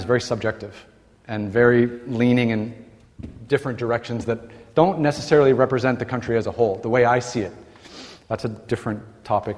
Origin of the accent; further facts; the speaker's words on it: Toronto, Ontario, Canada; moved away as an adult; When I was growing up in Toronto, Canada, like every young Canadian